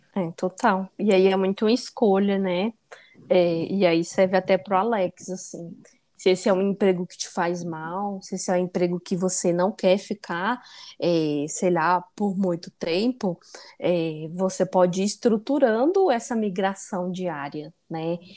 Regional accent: Northeast Region, Brazil; now in São Paulo, Brazil; minha origem nordestina

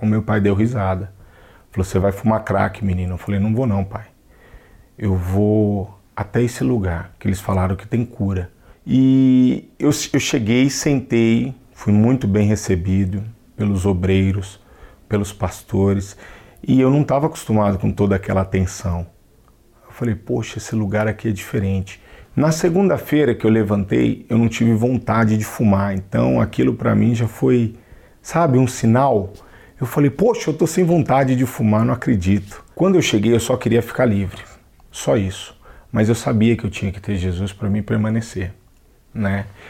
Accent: São Paulo, Brazil; sou natural de São Paulo

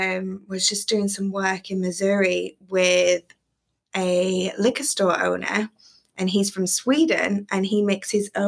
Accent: Preston, North West England, United Kingdom; moved away as an adult; also born or lived in Manchester, United Kingdom / Atlanta, United States; now in Kentucky, United States; So I'm from England. I was born in Manchester. And then when I was maybe 10, I moved to Preston, and that's Lancashire, a little north of Manchester, maybe 30 minutes. And then I lived there until 2015 when I moved to Atlanta for my job.

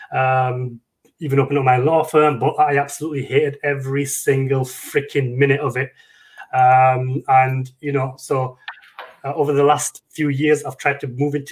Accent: United Kingdom; I'm from the UK.

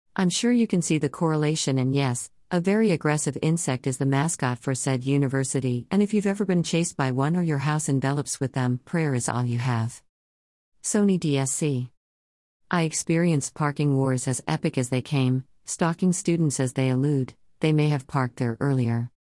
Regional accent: California, United States; entirely raised and birthed in California, only leaving home for quick jaunts across half of these United States.

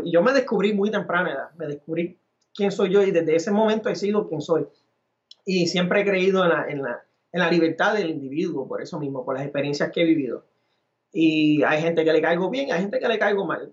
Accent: Arecibo, Puerto Rico; yo fui rechazado cuando chamaquito y todo, porque me crié en Arecibo

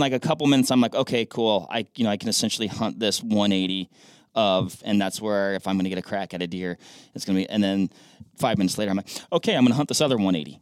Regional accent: Washington, United States; Washington, my home state.

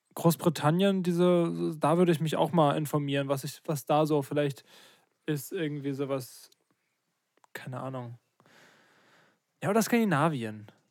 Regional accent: Ruppersdorf, Germany; moved away; Richtung meine alte Heimat gehen, also Ruppersdorf

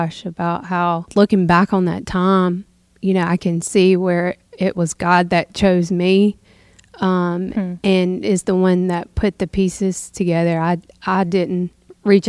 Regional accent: the South, United States; down here in the South, you go to church on Sunday and then you go to Granny's to eat supper afterwards

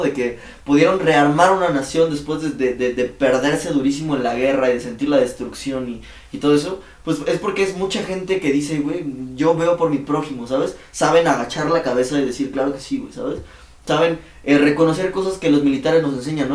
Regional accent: Mexico City, Mexico; ¿de dónde vienes de la ciudad?

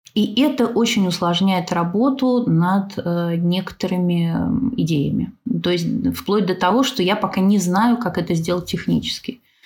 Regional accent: Moscow, Russia; moved away as an adult; now in Smolensk, Russia; Я вообще из Москвы

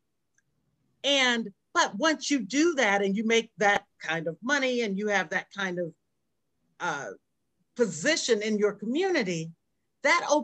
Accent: Berkeley, California, United States; we grew up in Berkeley, California

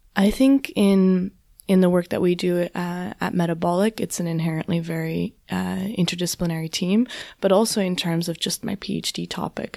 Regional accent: southwestern Ontario, Canada; I grew up in, in Canada, in southwestern Ontario

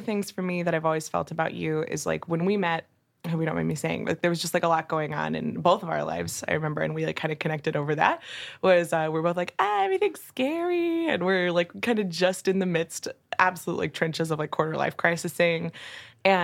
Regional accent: Texas, United States; I'm a Texan

